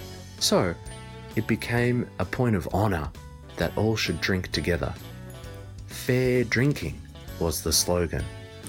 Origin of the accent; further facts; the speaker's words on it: Australia; I'm from Australia.